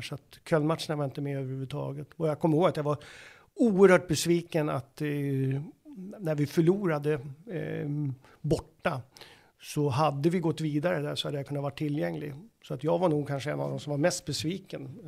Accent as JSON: {"language": "Swedish", "town": "Uppsala", "region": "Uppsala County", "country": "Sweden", "tie": "born or raised there", "said": "när jag växte upp i Uppsala"}